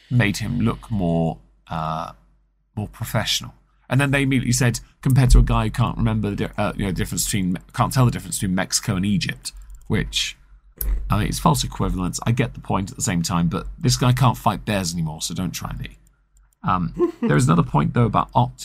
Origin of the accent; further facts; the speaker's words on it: England, United Kingdom; I'm English